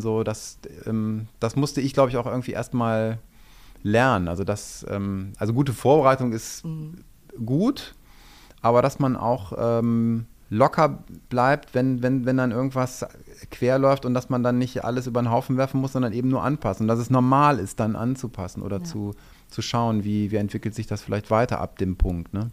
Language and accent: German; Düsseldorf, North Rhine-Westphalia, Germany; moved away as an adult; also born or lived in Saxony / Wuppertal; ich bin Düsseldorfer, ich bin hier geboren und ähm, wollte dann irgendwann tatsächlich einfach auch wieder in die Heimat